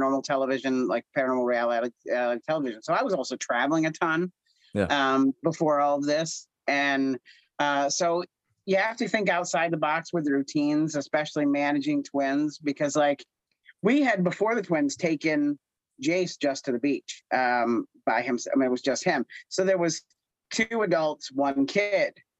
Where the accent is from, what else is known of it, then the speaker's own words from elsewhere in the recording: near Scranton, Pennsylvania, United States; I'm from near Scranton